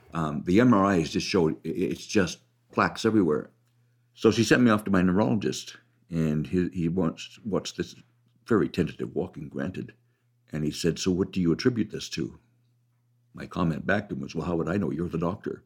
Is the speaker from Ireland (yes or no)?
no; Canada; I'm a Canadian. Keep in mind that my country pays for every abortion